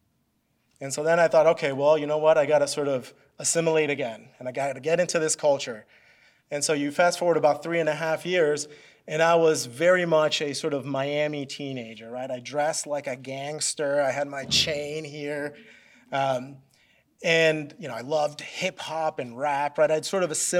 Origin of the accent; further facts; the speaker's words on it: Mexico City, Mexico; moved away; also born or lived in Philadelphia, Pennsylvania, United States / West Michigan, United States; I was actually born in Mexico City and lived there until I was about six.